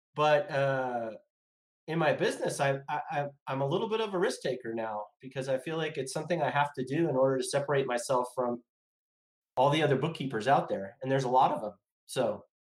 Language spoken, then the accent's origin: English; Los Angeles, California, United States; I grew up in the San Fernando Valley in Sherman Oaks, California.